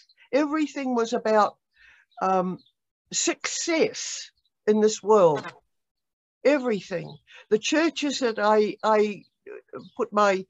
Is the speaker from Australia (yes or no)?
yes; Australia; moved away as an adult; I must say it was a culture shock, even though I came from Australia.